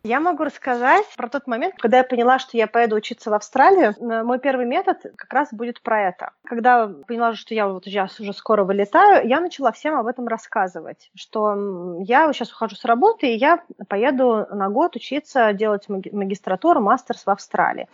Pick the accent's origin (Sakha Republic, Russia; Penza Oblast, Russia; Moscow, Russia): Moscow, Russia; как и я, из Москвы